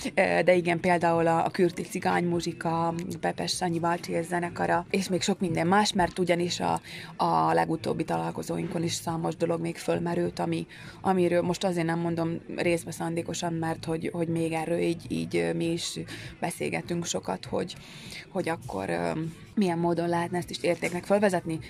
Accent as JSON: {"language": "Hungarian", "town": "Strekov", "region": "Nitra Region", "country": "Slovakia", "tie": "born or raised there", "said": "a szülőfalunkba"}